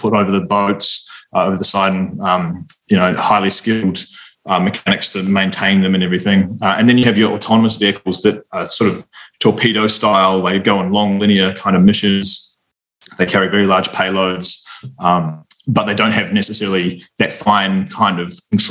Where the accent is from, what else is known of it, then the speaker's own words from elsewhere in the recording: New Zealand; moved away as an adult; also born or lived in Australia; I'm from New Zealand originally